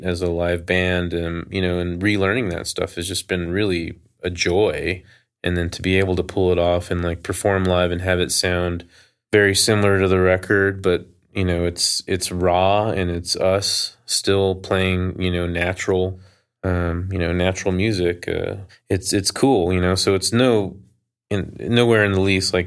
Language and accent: English; Albuquerque, New Mexico, United States; I grew up in Albuquerque.